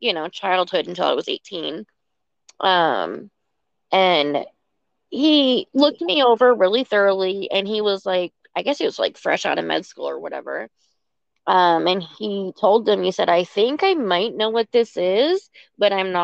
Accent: Vermont, United States; also born or lived in Virginia; now in Arizona, United States; I was born and raised in Vermont.

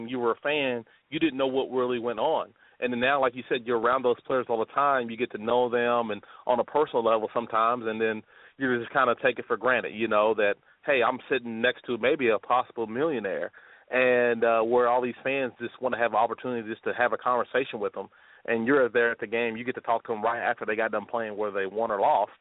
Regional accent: Flemingsburg, Kentucky, United States; I'm from eastern part of Kentucky, a little small town called Flemingsburg.

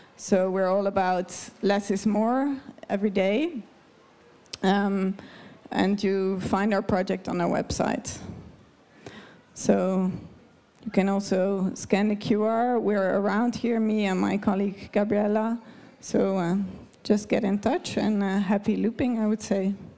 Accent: Netherlands; now in Davos, Switzerland; I'm a Dutch person

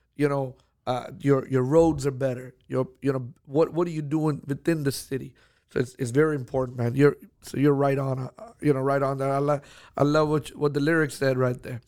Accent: Houston, Texas, United States; I'm from Houston

